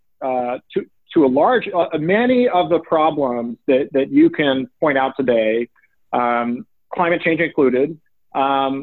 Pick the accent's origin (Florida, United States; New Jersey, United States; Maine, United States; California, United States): California, United States; Oakland; I happened to grow up in the Bay Area in Oakland